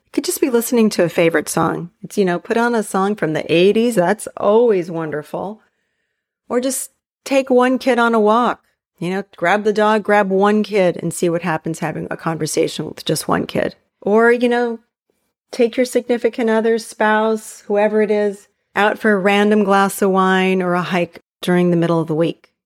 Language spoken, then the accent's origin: English; Hawaii, United States; moved away; where I grew up in Hawaii